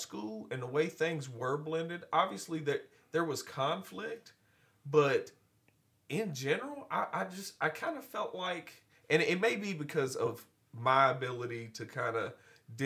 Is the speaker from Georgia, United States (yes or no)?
no; Glasgow, Kentucky, United States; growing up in Glasgow, I think Glasgow as an overreaching theme was a little bit more insulated, especially compared to the surrounding areas